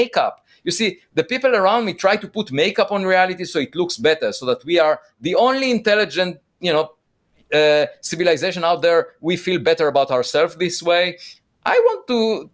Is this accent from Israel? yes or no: yes; Israel; moved away; I'm originally from Israel